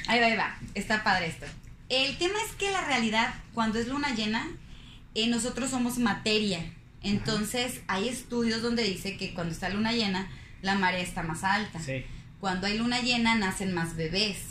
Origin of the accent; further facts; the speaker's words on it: Zapopan, Jalisco, Mexico; now in Monterrey, Mexico; Soy foránea, soy de Guadalajara, Jalisco, de, específicamente de Zapopan, Jalisco.